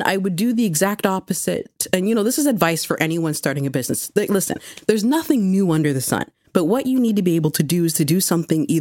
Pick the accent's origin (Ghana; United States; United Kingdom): Ghana; also born or lived in Mississauga; I'm Ghanaian.